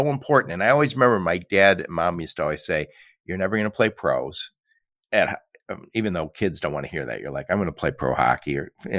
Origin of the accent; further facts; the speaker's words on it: Midwest, United States; being from the Midwest. We just sound smarter